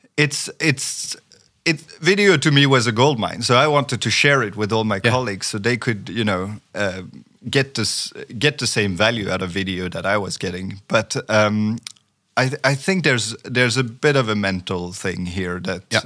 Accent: France; first language French; English is a second language; moved away as an adult; also born or lived in Sweden; I grew up in France for for twenty years, so so I, I, I am native in French

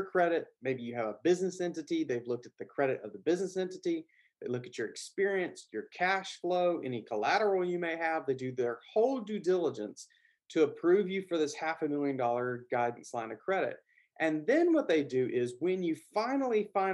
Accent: the South, Southern United States, United States; accent: Southern; my Southern accent

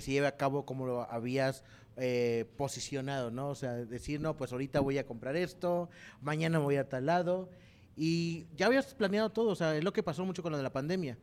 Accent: Mexico; now in San Luis Potosí, Mexico; como cultura mexicana

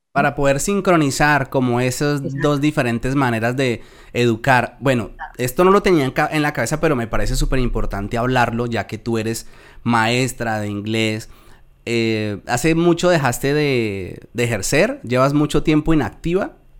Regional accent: Colombia; accent: Colombian; moved away as an adult; now in Spain; mi acento se conserva muy bien eh, en cuanto al colombiano

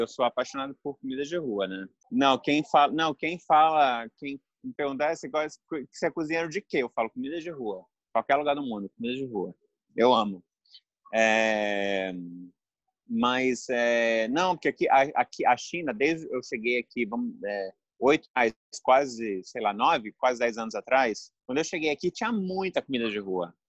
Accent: Espírito Santo, Brazil; moved away; Eu sou capixaba

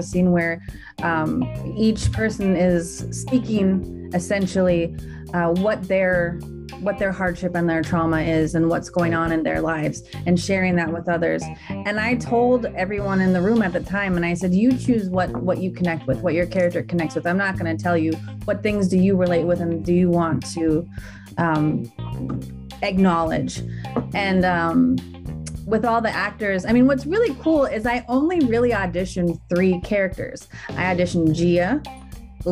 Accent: Minnesota, United States; I'm from Minnesota

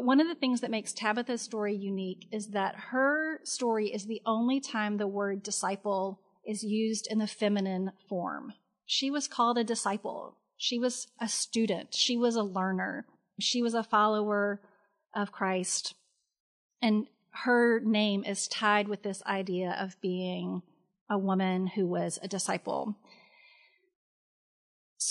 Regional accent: Memphis, Tennessee, United States; I'm born and bred in Memphis

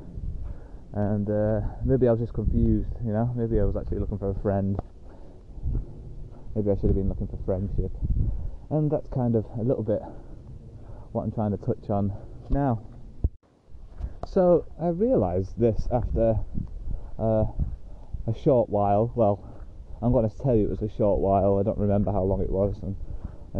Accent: United Kingdom; moved away as an adult; also born or lived in Australia

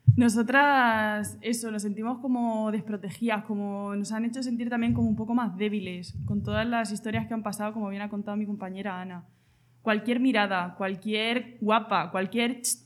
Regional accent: Argamasilla de Alba, Castilla-La Mancha, Spain; yo vengo de Argamasilla de Alba, un pueblo de Ciudad Real

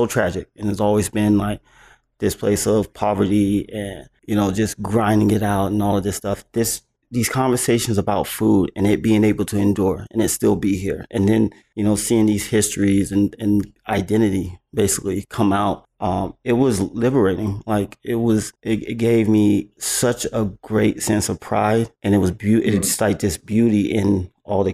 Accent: the South, United States; I'm from the South

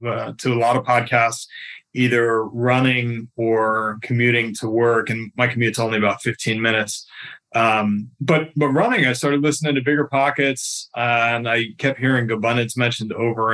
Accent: Fairfax, Virginia, United States; I was born and raised in Fairfax, Virginia, just outside of DC.

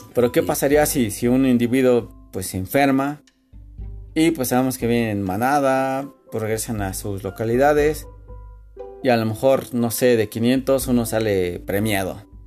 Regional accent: Mexico City, Mexico; como buen este defeño

